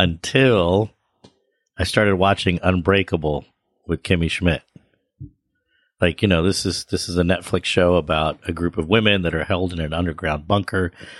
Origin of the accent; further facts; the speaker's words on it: Washington, District of Columbia, United States; now in New York City, United States; even though, like, I grew up in the Washington, D.C. area